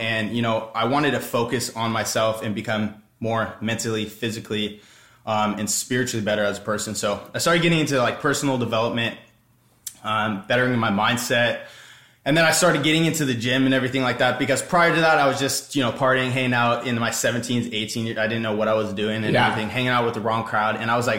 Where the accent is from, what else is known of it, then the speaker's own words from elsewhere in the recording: Orange County, California, United States; I'm from Orange County, California.